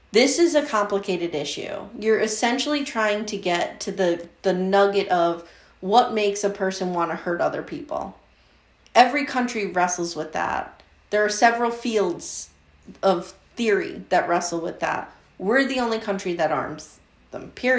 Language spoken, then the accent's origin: English; Pennsylvania, United States; I grew up in Pennsylvania. I live in Pennsylvania.